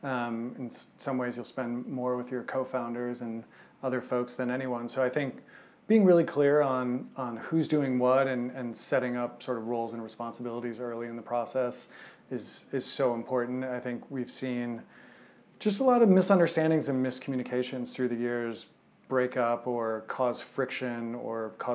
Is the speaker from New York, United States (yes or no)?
no; Madison, Wisconsin, United States; moved away as an adult; now in Boulder, United States; my hometown of Madison, Wisconsin